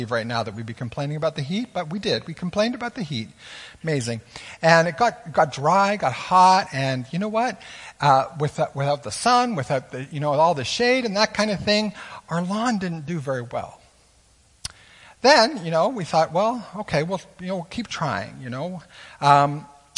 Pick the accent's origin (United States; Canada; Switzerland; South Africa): Canada; as Canadian citizens